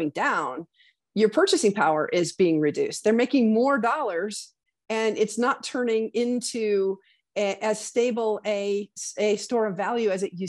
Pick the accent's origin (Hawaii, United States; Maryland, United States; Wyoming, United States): Wyoming, United States; my home state of Wyoming